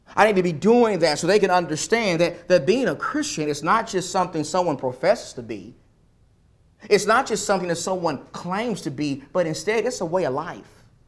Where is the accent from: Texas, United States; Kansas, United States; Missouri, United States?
Texas, United States; East; when I was a young boy, growing up around the Lord's people in East Texas